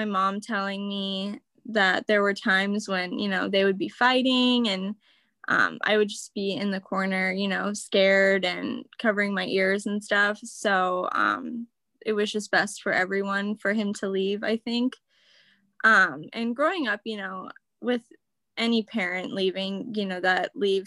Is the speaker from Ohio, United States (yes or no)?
yes; Wooster, Ohio, United States; I grew up in Worcester, Ohio, which is in kind of an Amish country.